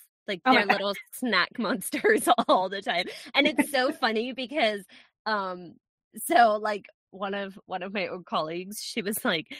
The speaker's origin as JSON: {"language": "English", "region": "Scotland", "country": "United Kingdom", "accent": "Scottish-American hybrid", "said": "Yeah, I'm from Scotland. I have people are going to listen to this and go, that is not a Scottish accent. You are correct, people. It is not a Scottish accent because I have lost it."}